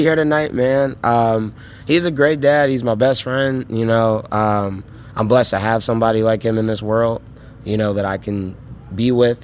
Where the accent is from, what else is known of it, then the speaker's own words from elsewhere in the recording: Chicago, Illinois, United States; as a Chicagoan growing up